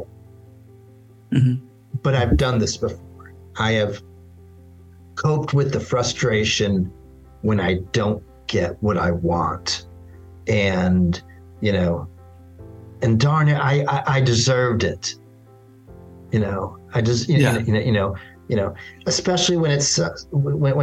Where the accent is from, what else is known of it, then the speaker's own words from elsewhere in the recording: Little Rock, Arkansas, United States; I grew up as a Jew in the South. I grew up in Little Rock, Arkansas